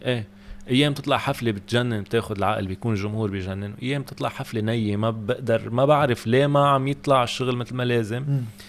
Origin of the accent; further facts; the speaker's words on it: Lebanon; عندنا بلبنان